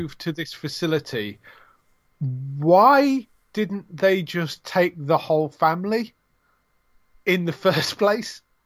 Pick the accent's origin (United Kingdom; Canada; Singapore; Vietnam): United Kingdom; England; I'm British